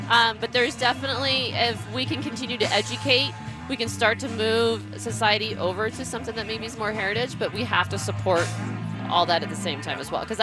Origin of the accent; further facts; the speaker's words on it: Burlington, Colorado, United States; So we really care about the communities that we grew up in. We grew up out in Burlington, Colorado.